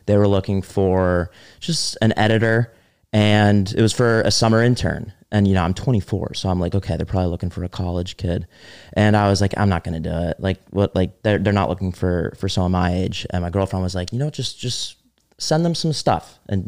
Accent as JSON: {"language": "English", "region": "New Jersey", "country": "United States", "also_born_or_lived": "Connecticut", "moved": "as an adult", "said": "I'm from Jersey."}